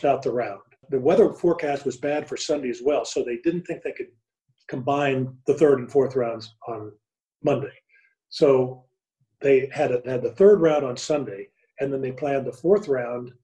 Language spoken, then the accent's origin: English; Midwest, United States; I grew up in the Midwest